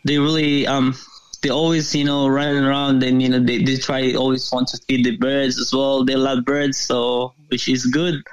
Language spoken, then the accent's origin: English; Philippines; now in Australia; I'm originally from the Philippines